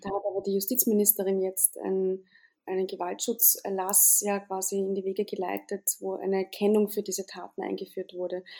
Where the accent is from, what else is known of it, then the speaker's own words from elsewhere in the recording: Austria; bei uns in Österreich